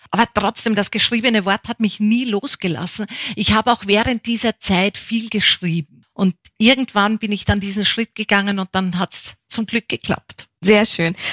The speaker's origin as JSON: {"language": "German", "region": "Upper Austria", "country": "Austria", "tie": "born or raised there", "also_born_or_lived": "Bavaria", "said": "weil mein Vater ist ja Niederösterreicher, 100 Kilometer Kilometer Wiener. Meine Mutter stammt aus Bayern und aufgewachsen bin ich dann in Oberösterreich."}